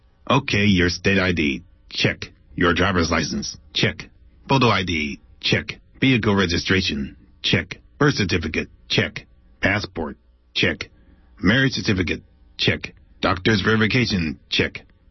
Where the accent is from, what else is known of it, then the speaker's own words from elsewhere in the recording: Oakland, California, United States; also born or lived in Alameda; Well, yes, although I never actually lived in Alameda. I was raised in Oakland.